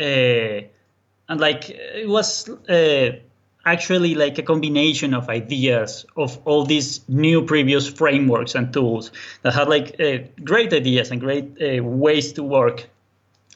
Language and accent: English; Colombia; English is a second language; now in Berlin, Germany; I'm actually from Colombia, South America. That's why the accent. But I'm now living in Berlin, Germany.